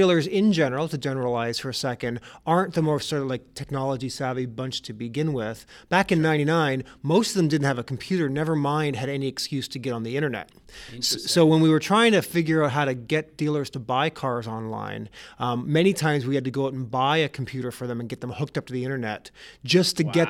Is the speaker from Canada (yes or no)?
yes; Canada; moved away as an adult; now in United States; I'm from Canada originally and find myself now in the U.S.